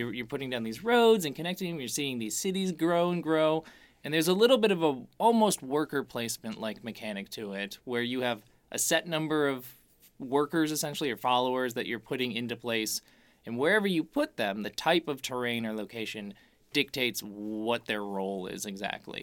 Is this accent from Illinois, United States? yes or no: yes; Chicago, Illinois, United States; we're from Chicago